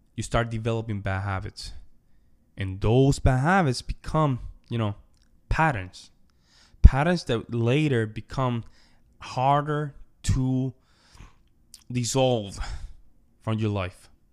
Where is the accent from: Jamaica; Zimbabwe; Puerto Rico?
Puerto Rico; Las Marías; moved away; also born or lived in Wyoming / New York; I come from Puerto Rico, from the Commonwealth, right? Small town called Las Marias, very small town in the countryside of the island